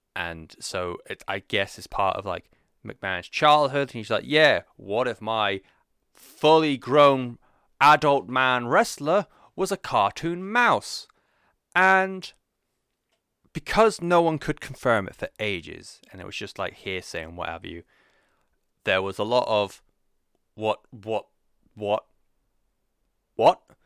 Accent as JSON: {"language": "English", "country": "United Kingdom", "said": "as a European, uh, especially as someone who is, uh, unfortunately identifies as British."}